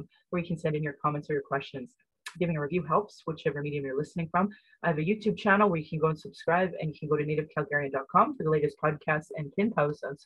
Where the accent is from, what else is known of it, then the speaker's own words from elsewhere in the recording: Calgary, Alberta, Canada; I was born in Calgary